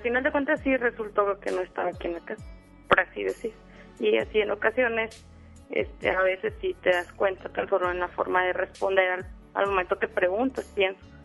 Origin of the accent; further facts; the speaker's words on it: León, Guanajuato, Mexico; moved away as an adult; now in Monterrey, Mexico; no soy de aquí de Monterrey, soy de León, Guanajuato y estoy aquí por mi trabajo